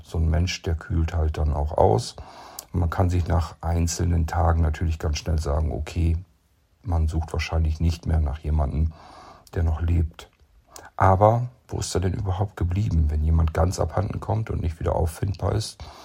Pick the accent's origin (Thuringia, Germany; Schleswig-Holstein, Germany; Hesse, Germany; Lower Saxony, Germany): Lower Saxony, Germany; zurück nach Niedersachsen in meine Heimat